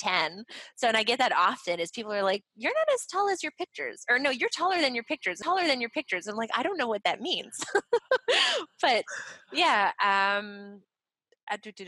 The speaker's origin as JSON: {"language": "English", "town": "Montreal", "region": "Quebec", "country": "Canada", "said": "I'm from Montreal, so I'm fluent in French."}